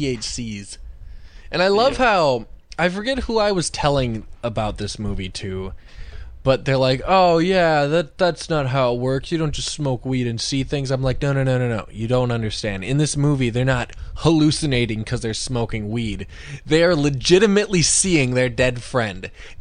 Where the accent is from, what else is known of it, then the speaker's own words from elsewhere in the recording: Nebraska, United States; I'm from Nebraska.